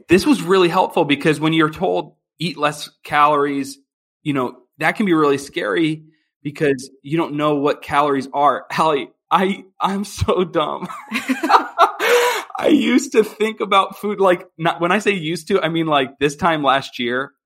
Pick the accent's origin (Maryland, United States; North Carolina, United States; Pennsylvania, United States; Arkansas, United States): Pennsylvania, United States; Philadelphia; moved away as an adult; now in Chicago, United States; I'm originally from Philadelphia, Pennsylvania, and my wife and I now we live in Chicago